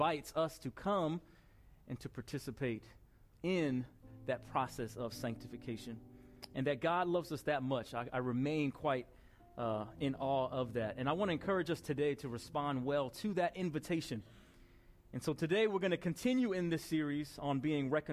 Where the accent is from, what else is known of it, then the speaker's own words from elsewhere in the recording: Bellmore, New York, United States; I grew up in Belmore, New York